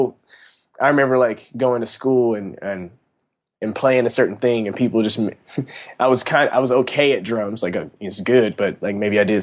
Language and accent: English; Kansas City, Missouri, United States; I'm from Kansas City.